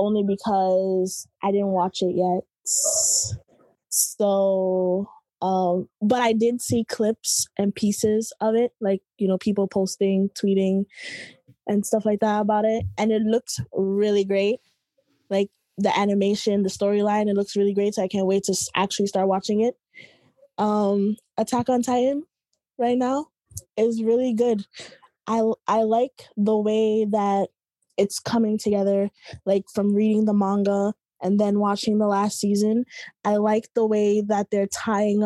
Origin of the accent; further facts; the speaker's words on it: New York, United States; I'm from Brooklyn, New York